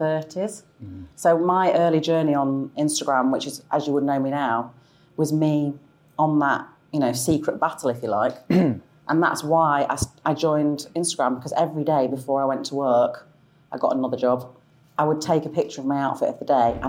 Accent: Sale, North West England, United Kingdom; moved away as an adult; now in South of England, United Kingdom; I grew up in quite a modest, kind of humble council house in Sale

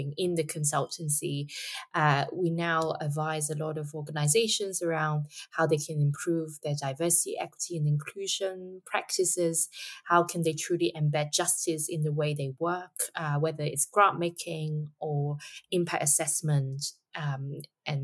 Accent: Hong Kong; Hong Kong, of course, my hometown

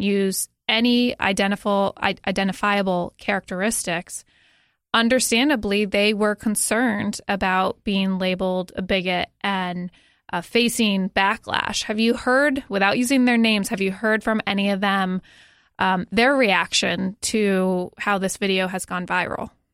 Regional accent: Connecticut, United States; moved away; my home state of Connecticut

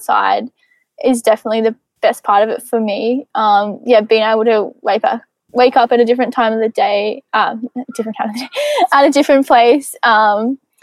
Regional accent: Rochester, Victoria, Australia; also born or lived in Geelong; I grew up in a small country town called Rochester, but I've spent the last 5 years or so in Geelong.

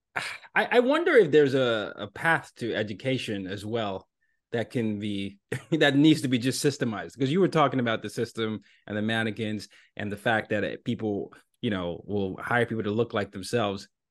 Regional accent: Nigeria; moved away; I'm from Nigeria

